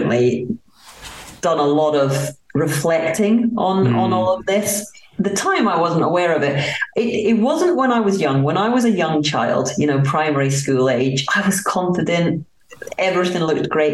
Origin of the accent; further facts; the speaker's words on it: Aberdeen, Scotland, United Kingdom; moved away as an adult; also born or lived in United States; now in France; I was brought up in Aberdeen, Scotland, in a council area